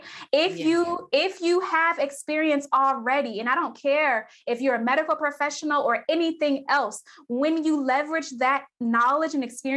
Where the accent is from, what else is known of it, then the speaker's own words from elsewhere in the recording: Cleveland, Ohio, United States; I'm from Cleveland, Ohio. We have Cleveland Clinic here.